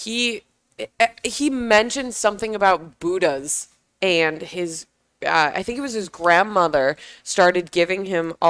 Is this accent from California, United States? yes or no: no; Connecticut, United States; I'm from Connecticut.